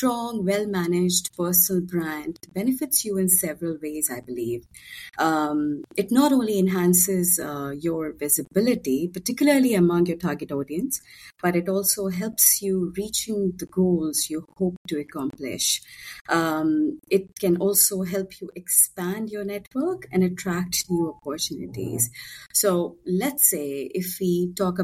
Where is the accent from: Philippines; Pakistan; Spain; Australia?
Pakistan; born and raised in Pakistan